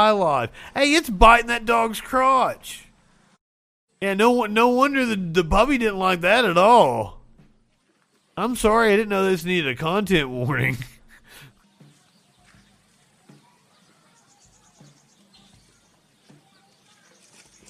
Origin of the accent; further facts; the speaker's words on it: Eastern Kentucky, United States; I'm from Eastern Kentucky. I was doing local news